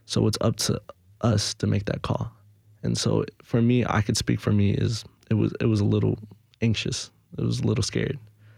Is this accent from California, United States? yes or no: yes; Los Angeles, California, United States; now in Nashville, United States; Now that we moved over here, we're able to get steady, but I'm from Los Angeles